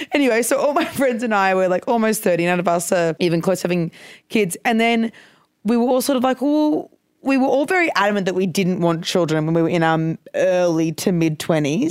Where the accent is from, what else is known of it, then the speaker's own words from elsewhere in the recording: Brisbane, Queensland, Australia; I'm from Brisbane